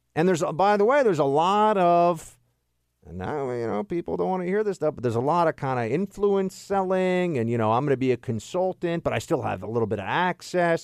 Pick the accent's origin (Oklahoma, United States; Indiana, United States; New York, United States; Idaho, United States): New York, United States; New York City; now in Washington, D.C., United States; the Big Apple, uh, my hometown